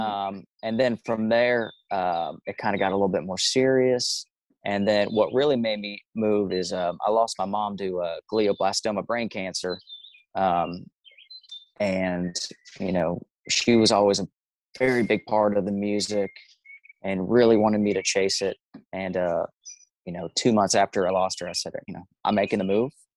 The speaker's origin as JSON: {"language": "English", "town": "Omaha", "region": "Nebraska", "country": "United States", "tie": "born or raised there", "moved": "yes", "said": "There's a little suburb called Millard, and um, born and raised there"}